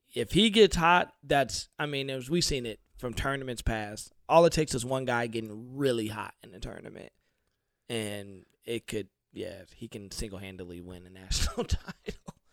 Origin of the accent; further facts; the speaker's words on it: Detroit, Michigan, United States; I'm a northern guy. I'm from Detroit